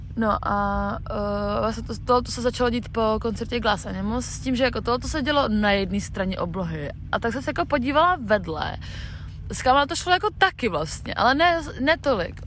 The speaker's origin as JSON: {"language": "Czech", "country": "Czechia", "said": "my jsme holky z Česka"}